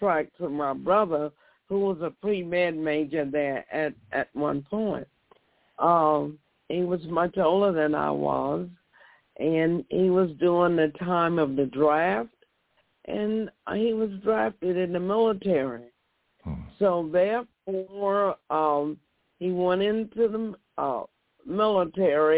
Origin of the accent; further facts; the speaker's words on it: Milton, Florida, United States; I was born in Milton several years ago, and this has been my home for many, many years. I've done many things here. Went to school